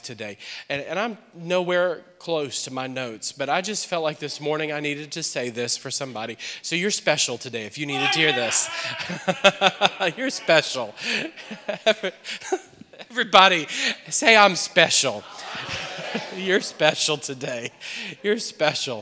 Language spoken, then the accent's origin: English; New Orleans, Louisiana, United States; moved away as an adult; now in Akron, United States; We're from New Orleans, and we've been here now for about 2 years